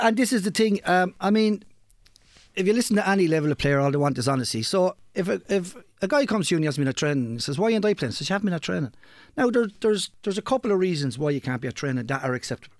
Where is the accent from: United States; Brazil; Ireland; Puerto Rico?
Ireland; Kilkenny, Leinster; I'm from Kilkenny, hurling stronghold